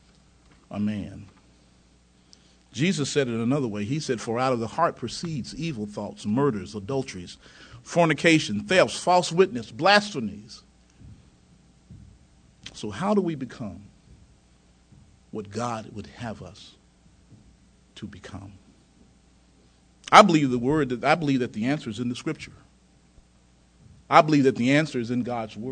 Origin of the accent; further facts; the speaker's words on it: close to the Mississippi line, Tennessee, United States; now in North Carolina, United States; I was raised in Tennessee, close to the Mississippi line.